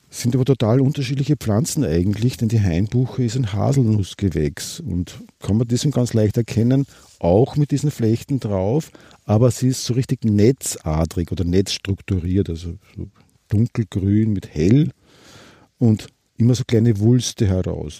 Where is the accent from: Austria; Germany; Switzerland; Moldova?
Austria; Waldviertel, near Litschau, Lower Austria; Ich bin eigentlich schon Waldviertler. Ich bin geboren in der Nähe von Litschau oben.